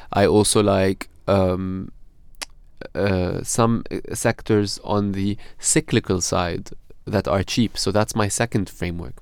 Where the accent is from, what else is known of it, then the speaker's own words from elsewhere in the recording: Beirut, Beirut Governorate, Lebanon; moved away as an adult; now in London, United Kingdom; I'm originally from Beirut in Lebanon. Okay. Um, it's where I grew up